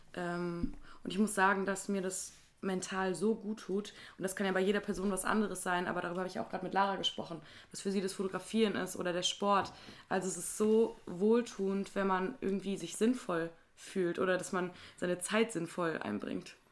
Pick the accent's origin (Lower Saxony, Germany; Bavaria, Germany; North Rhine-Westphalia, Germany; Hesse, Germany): North Rhine-Westphalia, Germany; Wuppertal; ich sage zu Wuppertal immer, dass es meine Heimat ist